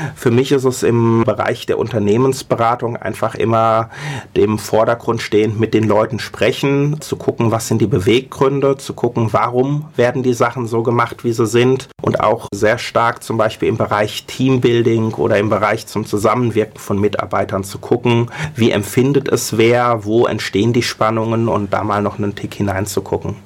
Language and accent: German; Mainz, Rhineland-Palatinate, Germany; also born or lived in Berlin; eigentlich bin ich Mainzer